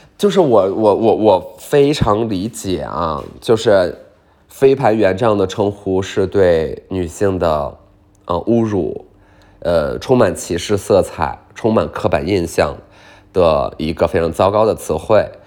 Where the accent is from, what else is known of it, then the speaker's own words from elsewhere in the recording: Beijing, China; 我来自北京